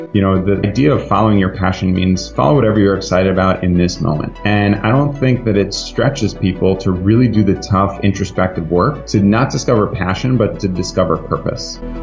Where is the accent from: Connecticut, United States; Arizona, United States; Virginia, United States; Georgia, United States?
Connecticut, United States; also born or lived in New York; I was born in New York. I was raised in Connecticut and born and bred in the Northeast